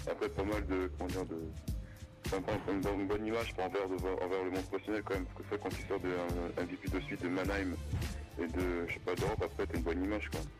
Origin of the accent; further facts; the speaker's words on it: near Caen, Normandy, France; now in Le Mans, France; dans un petit village, j'habitais à côté de Caen, en Normandie. Après, j'étais au collège pour à Caen jusqu'à 14 ans.